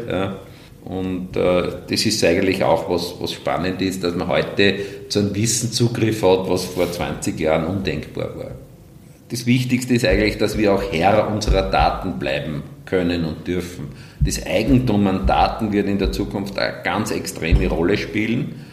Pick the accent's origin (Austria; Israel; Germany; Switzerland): Austria; Wels, Upper Austria; Und natürlich aus gebürtiger Welser kommt die Weltachse in Wels heraus und als Oberösterreicher natürlich äh, aus der Mitte Oberösterreichs.